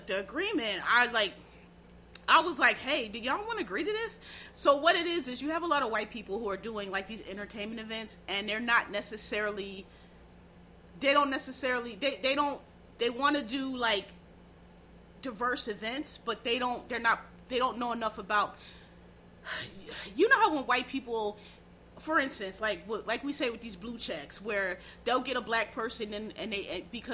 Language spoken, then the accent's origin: English; Philadelphia, Pennsylvania, United States; I'm from Philly.